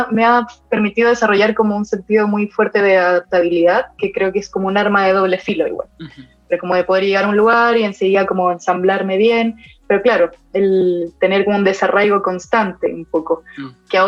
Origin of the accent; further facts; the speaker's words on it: Buenos Aires, Argentina; also born or lived in Ecuador; nací en Ecuador, viví tres años de mi vida ahí, mi familia también es de allá, viví los primeros tres años y después eh, viví siete años en Buenos Aires